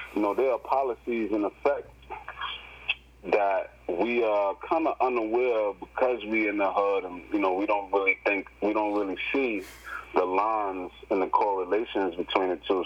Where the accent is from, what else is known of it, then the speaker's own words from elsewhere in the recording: New York City, New York, United States; I come from the Bronx